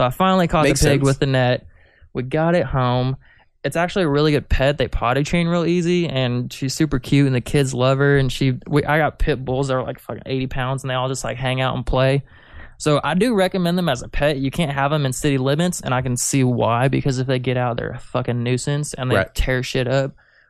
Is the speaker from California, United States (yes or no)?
no; Reno, Nevada, United States; born there; also born or lived in Kansas City, United States; I was born in Nevada, in Reno, and then I lived in Kansas City for a long time.